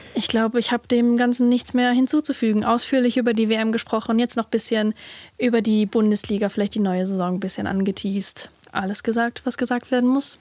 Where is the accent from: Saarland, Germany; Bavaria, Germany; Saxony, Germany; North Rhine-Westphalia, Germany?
North Rhine-Westphalia, Germany; Essen; ich komme aus Essen